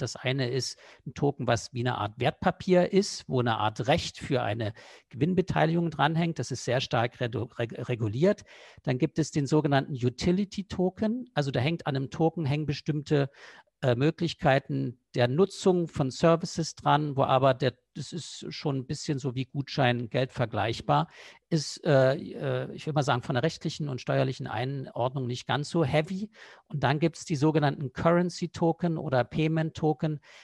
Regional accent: East Germany, Germany; ich bin früher mal im Osten groß geworden.

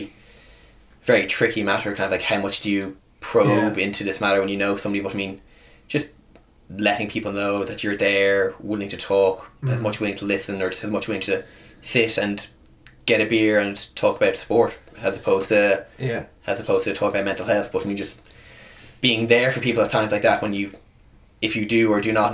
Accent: United States

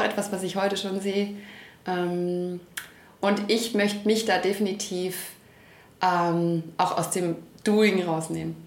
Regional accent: Stuttgart, Baden-Württemberg, Germany; Ich bin hier geboren, ich bin hier immer geblieben

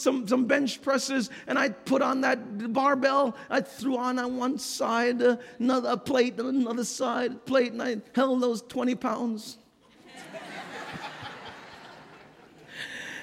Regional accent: New York City, New York, United States; moved away; I grew up in New York City

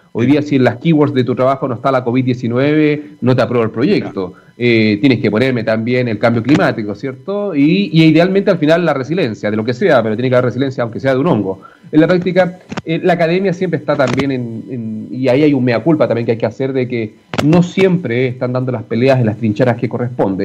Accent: Arica, Arica y Parinacota, Chile; moved away as an adult; now in Santiago, Chile; nací en Arica, me tocó en Arica y, disfruté al máximo esa experiencia

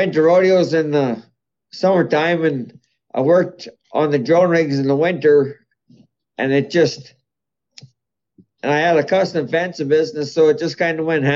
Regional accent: Mountville, Alberta, Canada; now in Alberta, Canada; I was born in Mountville, Alberta. And my dad was a farmer, and my mom worked at the CIBC Bank

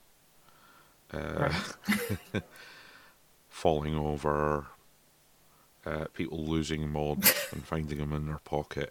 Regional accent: Scotland, United Kingdom; I'm Scottish

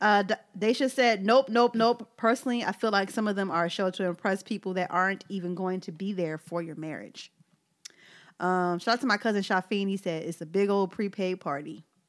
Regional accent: Philadelphia, Pennsylvania, United States; I'm from South Philly

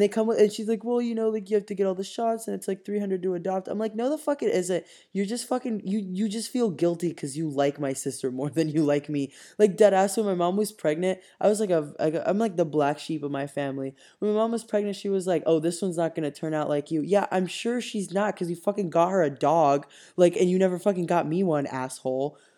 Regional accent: Cuba; I was born and raised in Cuba

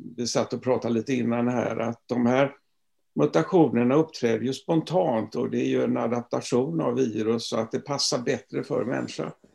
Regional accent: Gothenburg, Västra Götaland, Sweden; moved away as an adult; also born or lived in Stockholm; jag är göteborgare från början

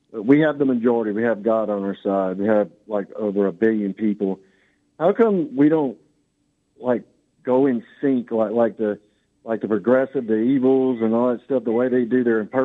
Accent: Lake Charles, Louisiana, United States; I'm from Lake Charles, Louisiana.

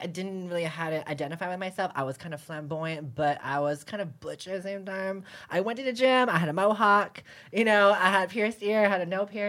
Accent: San Francisco, California, United States; I was born in America. I was born in San Francisco. I'm not from Thailand

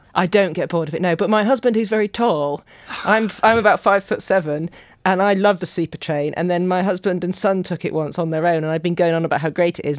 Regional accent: Yorkshire and the Humber, United Kingdom

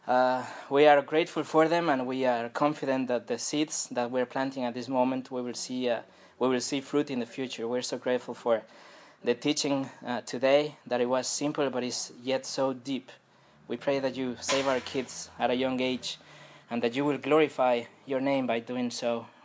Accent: France; accent: French; je prie en, en anglais parce que sinon, euh, la colère de Dieu peut tomber sur moi avec mon accent français.

